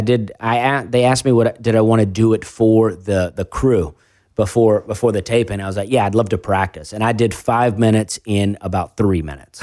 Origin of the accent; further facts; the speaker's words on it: Alabama, United States; also born or lived in Charleston; I moved to, uh, a trailer park with my mom in Alabama, and I lived there till I was fourteen